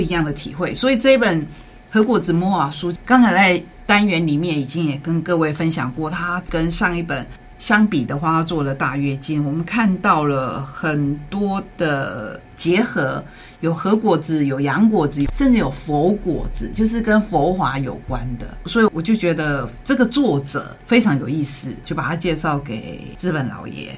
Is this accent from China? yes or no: no; Taiwan; 我们台湾人